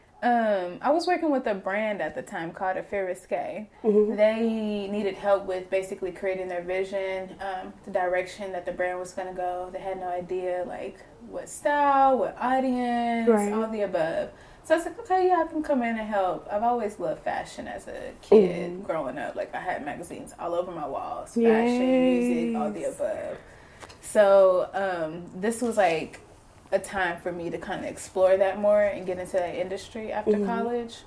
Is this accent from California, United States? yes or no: no; Tulsa, Oklahoma, United States; I'm from Tulsa, Oklahoma. North Tulsa.